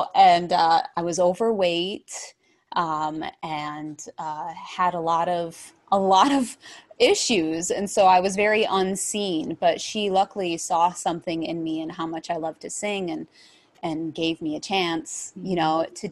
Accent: Verona, New York, United States; I grew up in Verona, New York, which is about, people hear, oh, wow, New York. It's about 5 hours from New York City

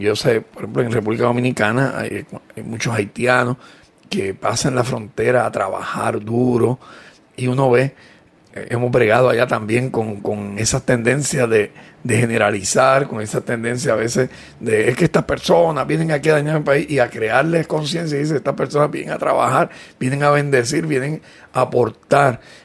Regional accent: Puerto Rico; nos sentimos orgullosos de ser puertorriqueños

